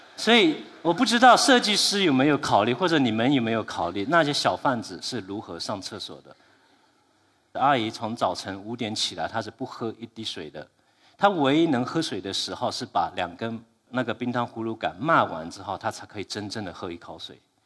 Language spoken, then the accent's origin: Chinese; Fujian, China; also born or lived in Melbourne; 我是福建人